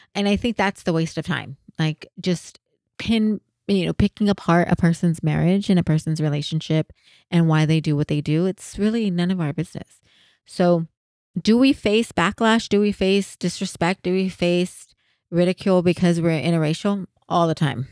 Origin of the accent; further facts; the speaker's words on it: San Jose, California, United States; I'm from San Jose